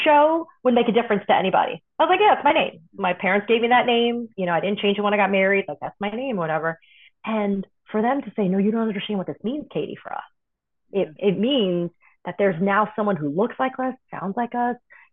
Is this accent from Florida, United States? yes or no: yes; Miami, Florida, United States; also born or lived in New York / Tuscaloosa, Alabama; grew up in Tuscaloosa, Alabama, and then Miami, Florida